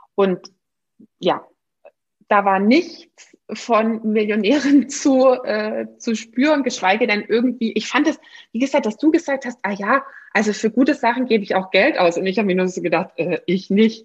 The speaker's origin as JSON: {"language": "German", "region": "Swabia", "country": "Germany", "tie": "born or raised there", "said": "bin ich ja noch gebürtige Schwäbin"}